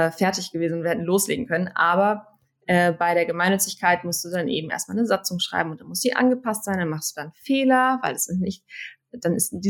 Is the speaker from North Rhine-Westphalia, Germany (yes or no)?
yes; Münster, North Rhine-Westphalia, Germany; ich bin ähm, bin in Münster aufgewachsen